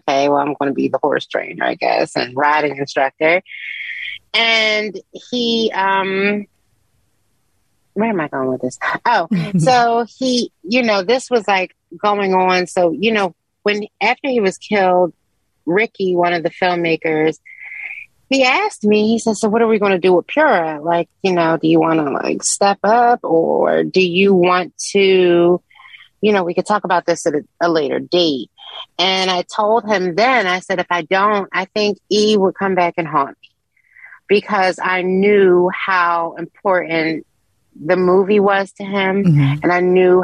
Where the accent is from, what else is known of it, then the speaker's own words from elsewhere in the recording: Philadelphia, Pennsylvania, United States; I'm from West Mount Airy